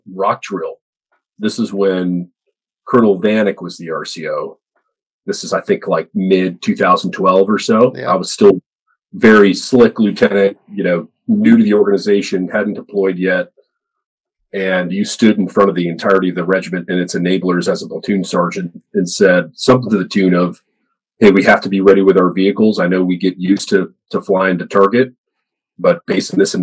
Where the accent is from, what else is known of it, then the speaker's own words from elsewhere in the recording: Lake George, New York, United States; I'm from upstate New York originally, like Albany, Saratoga area. And my family owns a home in Lake George, New York. And so I spent the majority of my childhood there